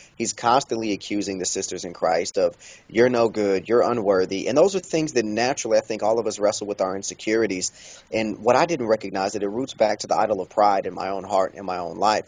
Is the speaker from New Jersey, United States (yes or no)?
no; Kansas City, Kansas, United States; I was born and raised in Kansas City, Kansas